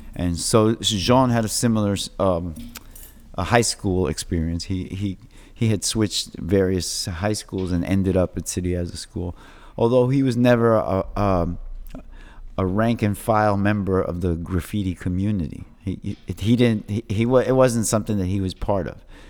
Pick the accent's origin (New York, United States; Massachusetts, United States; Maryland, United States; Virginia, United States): New York, United States; New York City; I grew up on Avenue D, and the housing projects